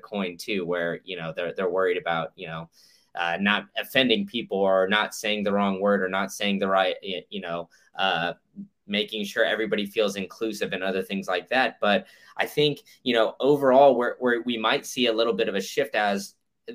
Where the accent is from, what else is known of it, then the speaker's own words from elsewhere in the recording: Austin, Texas, United States; now in Florida, United States; I grew up in Austin